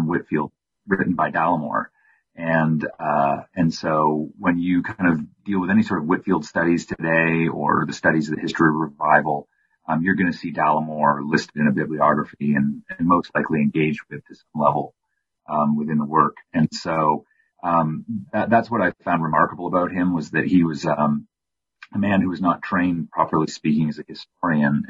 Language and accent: English; Windsor, Ontario, Canada; now in Colorado, United States; my hometown of Windsor, Ontario